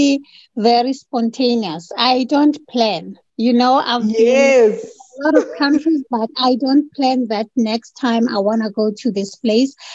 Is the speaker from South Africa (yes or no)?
yes; Port Elizabeth, Eastern Cape, South Africa; moved away as an adult; also born or lived in Johannesburg / Kimberley; now in Saudi Arabia; I was born and bred in Port Elizabeth, and I studied in Port Elizabeth